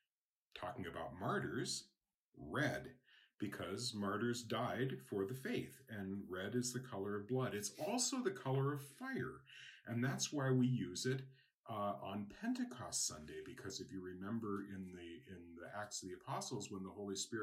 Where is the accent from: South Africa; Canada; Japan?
Japan; I know, for example, I grew up in Japan, and red is a girl's color.